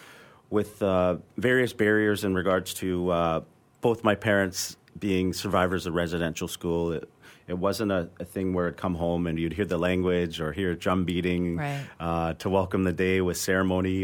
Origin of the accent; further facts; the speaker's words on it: North Vancouver, British Columbia, Canada; I grew up in Oslohon Village in North Vancouver, part of the Squamish Nation